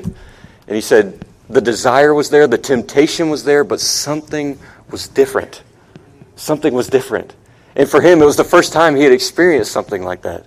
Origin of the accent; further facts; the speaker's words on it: Charleston, South Carolina, United States; moved away as an adult; also born or lived in Outer Banks, North Carolina; now in Ecuador; I grew up in Charleston and up in the Outer Banks, North Carolina.